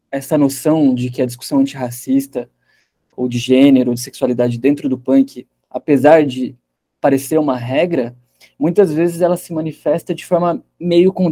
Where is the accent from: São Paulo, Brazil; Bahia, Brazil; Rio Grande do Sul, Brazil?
São Paulo, Brazil; Piracicaba; É, é interessante, porque eu cresci em Piracicaba